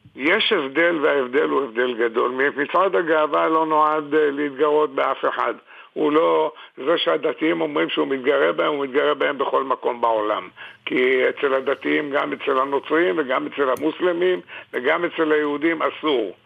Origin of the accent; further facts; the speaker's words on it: Jerusalem, Jerusalem District, Israel; אני גדלתי פה, נולדתי בשכונה שהיא שכונת מרכז העיר מובהקת